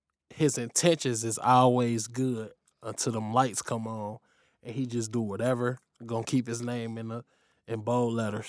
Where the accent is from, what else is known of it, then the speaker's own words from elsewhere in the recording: Lincoln Heights, Ohio, United States; from Lincoln Heights, Ohio. You know, got the Valley Homes.